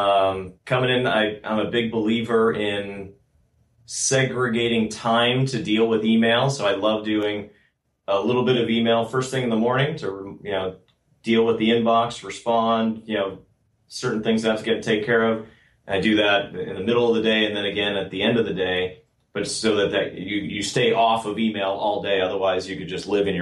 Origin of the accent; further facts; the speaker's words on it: outside of Boston, Massachusetts, United States; also born or lived in Austin, Texas; now in Bay Area, United States; I grew up outside of Boston.